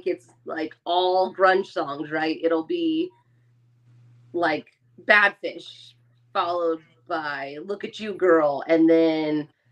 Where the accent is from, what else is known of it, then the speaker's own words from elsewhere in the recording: West Coast, United States; I grew up on the West Coast where you listen to a lot of stuff